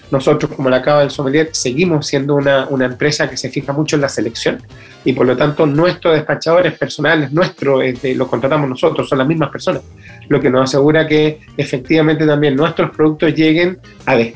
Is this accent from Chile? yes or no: yes; Chile; eh, como chileno, incluir el vino en la canasta familiar